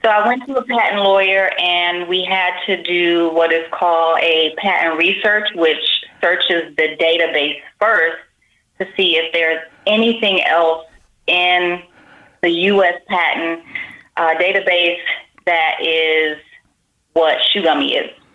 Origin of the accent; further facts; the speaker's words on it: Miami, Florida, United States; also born or lived in Las Vegas; now in California, United States; I am from Miami